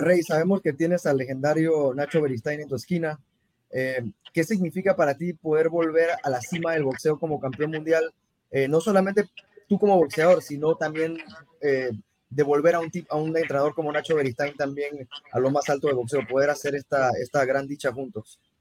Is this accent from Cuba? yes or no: no; Mexico; yo soy, yo soy mexicano